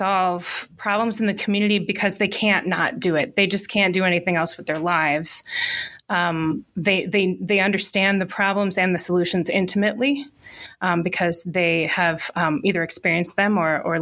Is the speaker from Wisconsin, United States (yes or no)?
yes; Pewaukee, Wisconsin, United States; also born or lived in Southern California; So I grew up in the next county over in Waukesha County. In a what was then a rural town called Pewaukee